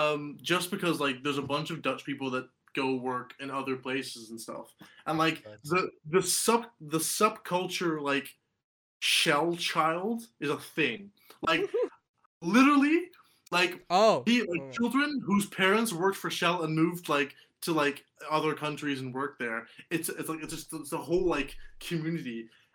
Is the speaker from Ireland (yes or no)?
no; Dubai, United Arab Emirates; Yeah, I grew up in Dubai.